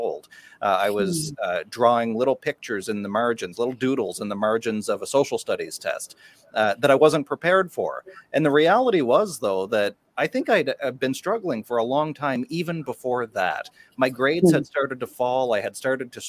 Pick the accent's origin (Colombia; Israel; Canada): Canada; a small town on the east coast of Canada, Atlantic Canada; my hometown, a small town on the east coast of Canada